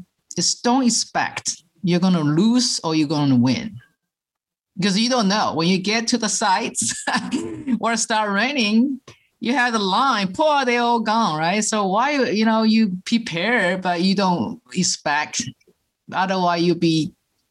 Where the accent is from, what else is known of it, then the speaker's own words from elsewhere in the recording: Taiwan; moved away; I'm original from Taiwan, and my parents, we cook all the traditional Chinese way